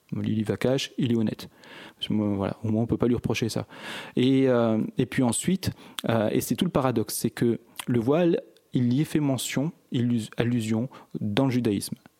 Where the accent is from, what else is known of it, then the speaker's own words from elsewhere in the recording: Échirolles, Auvergne-Rhône-Alpes, France; je viens d'Echirol, une ville mitoyenne à la ville de Grenoble. Donc c'est pour ça que je dis souvent que je suis de Grenoble, c'est plus simple. Euh, je suis né en 1972. J'ai, toujours vécu depuis ma naissance